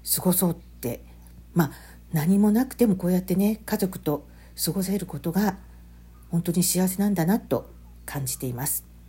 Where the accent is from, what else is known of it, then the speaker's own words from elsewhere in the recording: Hiroshima, Japan; moved away; 広島の実家の仏壇を持ってきた